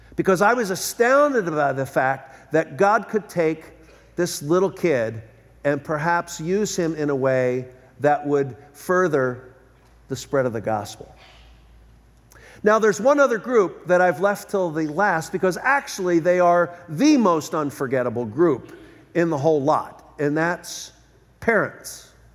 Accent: Philadelphia, Pennsylvania, United States; moved away as an adult; now in Southern California, United States; I was born and raised in Philadelphia.

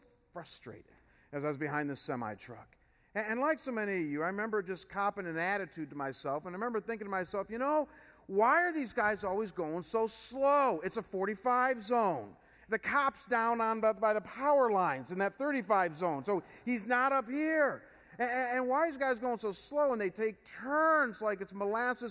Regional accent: Chagrin Falls, Ohio, United States; moved away as an adult; Chagrin Falls, where I came from before I came here. As I mentioned, it's a more rural area. And so when I moved back to Chagrin, I'd grown up there

